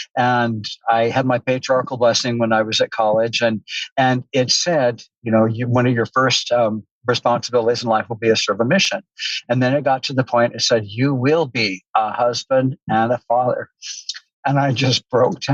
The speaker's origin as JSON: {"language": "English", "region": "Southern California", "country": "United States", "tie": "born or raised there", "said": "I grew up in Southern California."}